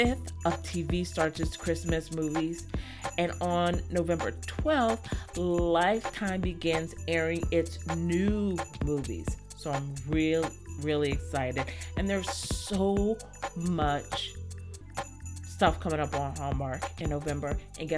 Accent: Washington, District of Columbia, United States; I was born in Washington, D.C., so I could kind of consider that my first home.

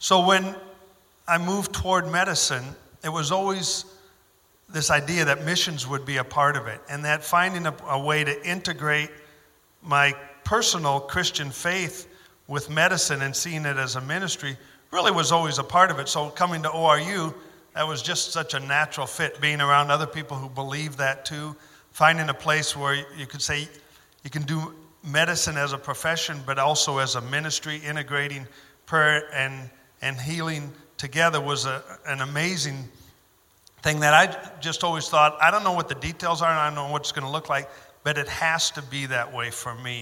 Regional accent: Minnesota, United States; moved away as an adult; also born or lived in West Africa / Afghanistan; now in Oklahoma, United States; I came down to Oklahoma from Minnesota

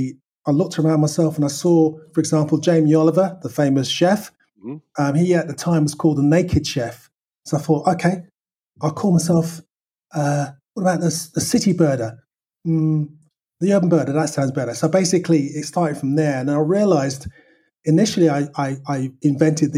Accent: London, United Kingdom; I was born in Northwest London

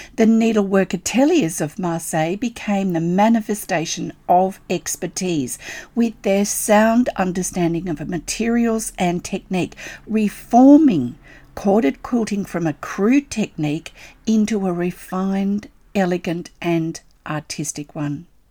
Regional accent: Australia; I'm an Australian textile artist

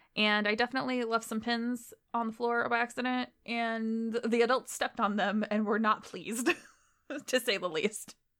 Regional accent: Illinois, United States; I'm from Illinois

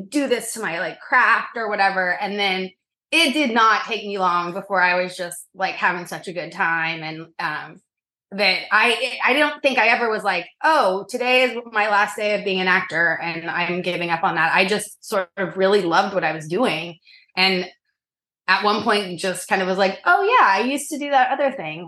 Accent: Norman, Oklahoma, United States; now in New York City, United States; I grew up in Norman, Oklahoma, a bajillion miles from here

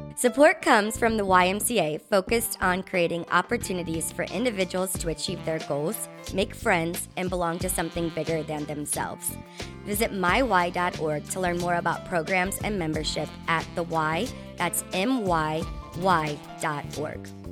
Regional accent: Northern Kentucky, United States; I'm another Northern Kentucky gal

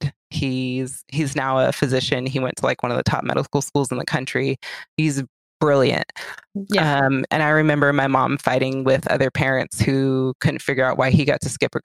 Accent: Orange County, California, United States; I grew up in Orange County.

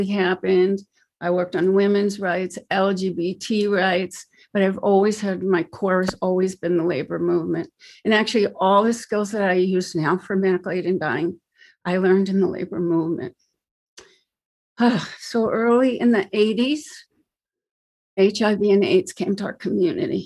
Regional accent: New York, United States; also born or lived in New Jersey / Manhattan, New York; now in California, United States; So I'm from New York. I'm a New Yorker. I was born in Brooklyn, and my father's family lived in New York. My mother's family lived in New Jersey. Eventually, we moved to Jersey.

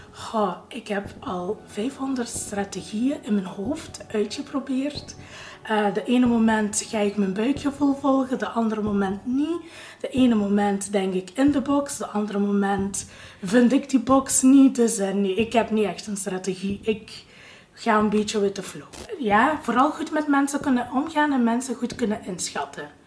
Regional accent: Genk, Flanders, Belgium; ik ben 35 jaar, ik kom uit Genk en ik ben een receptionist.

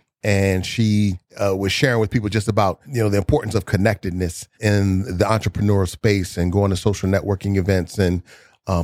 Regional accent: Inglewood, California, United States; Yeah, I was born in Inglewood up to no good. And I was raised, you know, born like, you know what, 3-4 blocks from the Forum

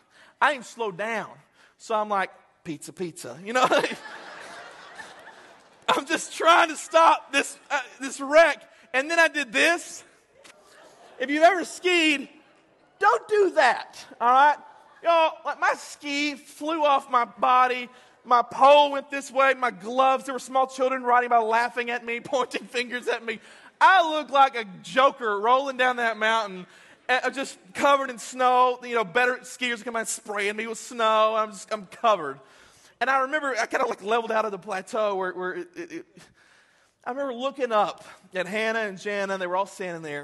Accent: Texas, United States; we're from Texas

